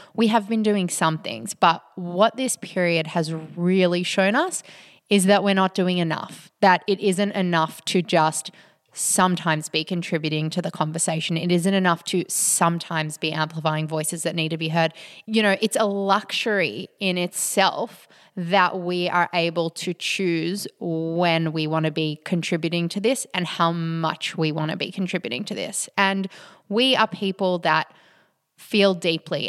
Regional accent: Australia; being Australian

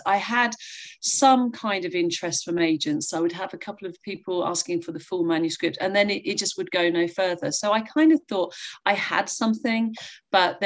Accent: North Devon, South West England, United Kingdom; I'm from North Devon and I live here now

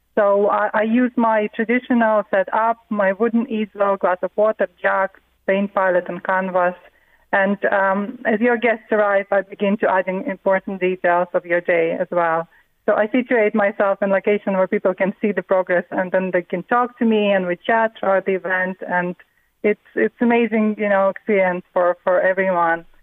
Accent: Riga, Latvia; now in Mornington, Australia; my early childhood in a beautiful city, you know, Riga. I'm from Riga originally in Latvia

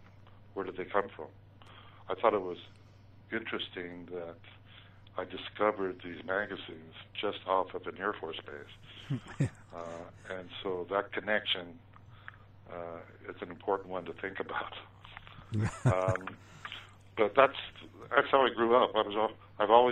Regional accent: Ogden, Utah, United States; when I was growing up in Ogden, Utah

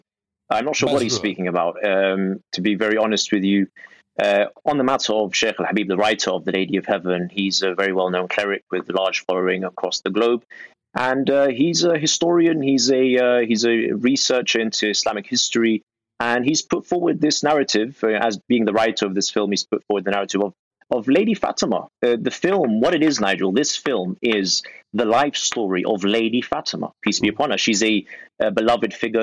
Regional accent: United Kingdom; we as British people

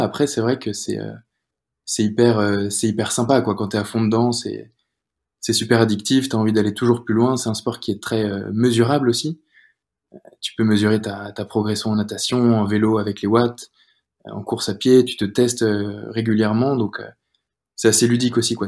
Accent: Rennes, Brittany, France; moved away as an adult; also born or lived in Angers / Paris; now in Nice, France; je suis rennais, je viens de, de Bretagne

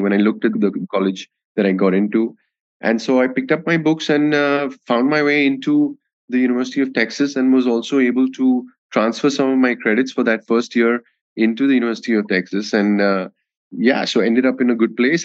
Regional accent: Delhi, India; moved away as an adult; also born or lived in Kolkata, India / United States / London, United Kingdom; I was born in Calcutta and uh, I grew up in, I did my schooling, all my schooling in Delhi.

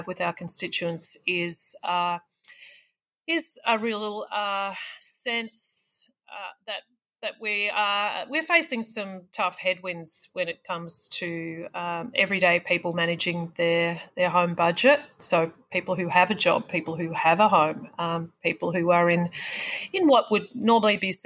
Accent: Wangaratta, Victoria, Australia; my hometown of Wangaratta

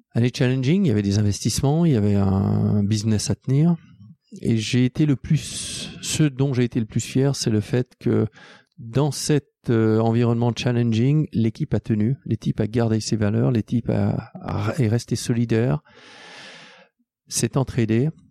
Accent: Switzerland; je suis suisse, aussi français, anglais

